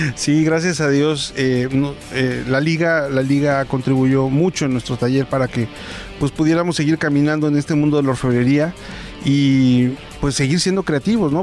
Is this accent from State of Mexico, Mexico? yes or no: yes; San Juan Teotihuacán, State of Mexico, Mexico; Soy de San Juan Teotihuacán